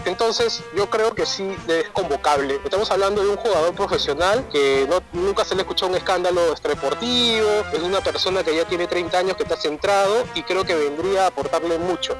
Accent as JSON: {"language": "Spanish", "country": "Peru", "said": "los peruanos pues, somos papistas"}